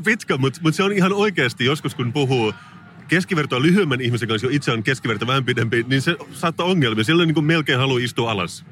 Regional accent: Salo, Southwest Finland, Finland; mä olen siis kotoisin Salosta

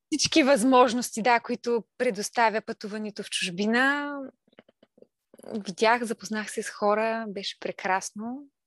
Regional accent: Kalipetrovo, Silistra Province, Bulgaria; moved away as an adult; also born or lived in Veliko Tarnovo; now in Burgas, Bulgaria; съм от Силистра, Силистринско село

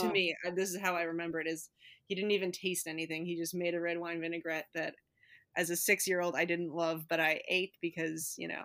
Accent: Midwest, United States; being a Midwesterner

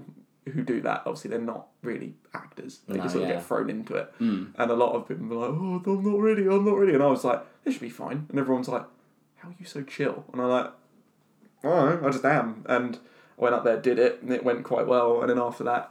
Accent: Halstead, Essex, East of England, United Kingdom; We're all from Essex, originally. Yeah. But I grew up in a little town called Housted, which is near Colchester

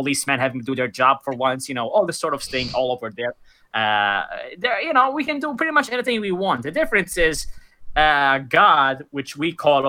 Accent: Malta; To the point where even people from my country think I'm American or Canadian or something. They don't think I'm even Maltese.

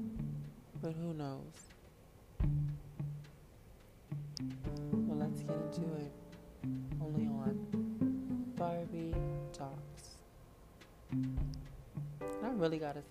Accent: United States; me as an American

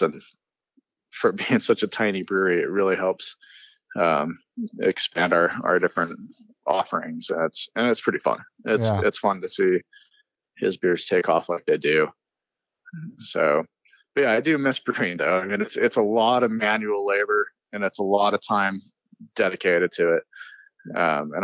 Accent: Salt Lake City, Utah, United States; I'm a Sugar House Utah kid. I grew up here in Utah.

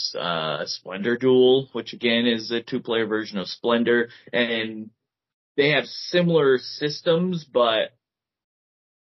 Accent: Connecticut, United States; We are from Connecticut

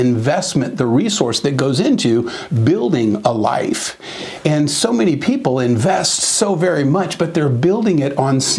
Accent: Southern California, United States; I was raised in Southern California and spent most of my life there

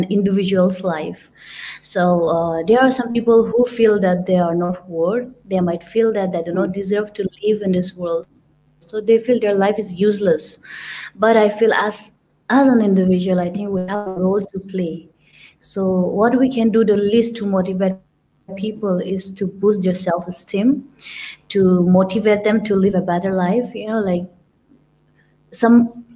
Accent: India; moved away; I'm from India, but I do not look like an Indian

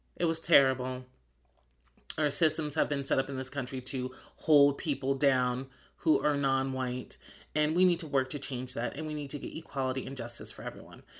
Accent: New Jersey, United States; moved away; I'm from New Jersey

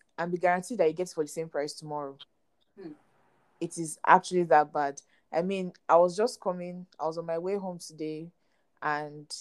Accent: Nigeria; I'm a Nigerian and I'm living in Nigeria

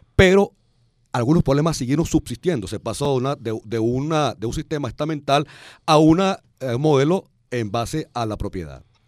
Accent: Venezuela; quiénes somos o cómo somos los venezolanos

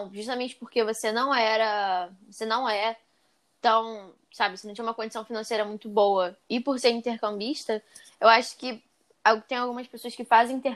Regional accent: Rio de Janeiro, Brazil; tranquilo, ah, não, nada vai acontecer comigo, eu sou carioca.

